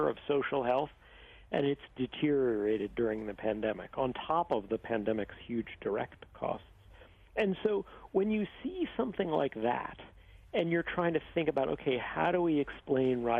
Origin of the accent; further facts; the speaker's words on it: New York, United States; I grew up in New York in the 1980s